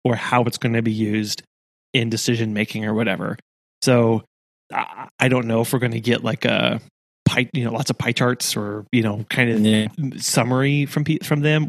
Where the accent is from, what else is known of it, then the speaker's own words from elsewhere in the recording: Rogersville, Missouri, United States; growing up in Rogersville